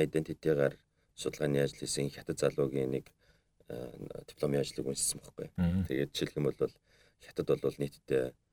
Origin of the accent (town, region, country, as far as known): Mongolia